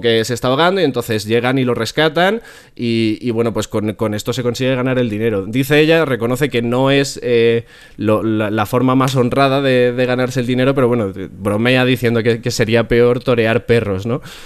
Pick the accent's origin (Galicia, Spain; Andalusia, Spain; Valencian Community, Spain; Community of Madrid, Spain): Community of Madrid, Spain; yo soy del sur de Madrid